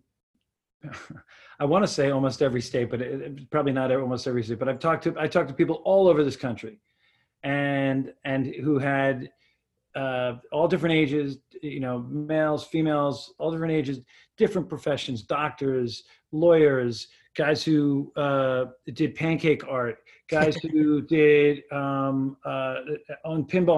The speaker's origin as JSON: {"language": "English", "town": "West Islip", "region": "New York", "country": "United States", "tie": "born or raised there", "moved": "yes", "said": "I grew up on Long Island"}